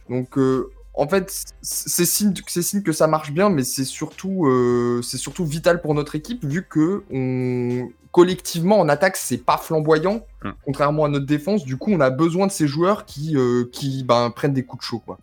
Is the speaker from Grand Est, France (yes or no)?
yes; Strasbourg, Grand Est, France; j'étais de Strasbourg